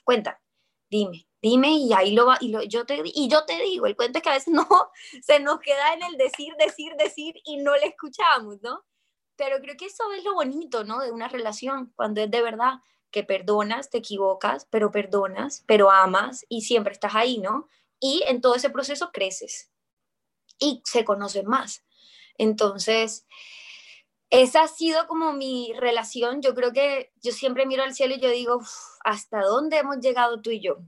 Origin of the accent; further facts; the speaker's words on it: Colombia; soy actriz colombiana